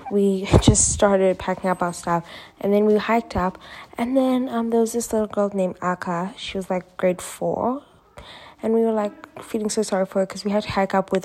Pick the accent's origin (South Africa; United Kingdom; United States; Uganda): Uganda; Uganda, which is my home country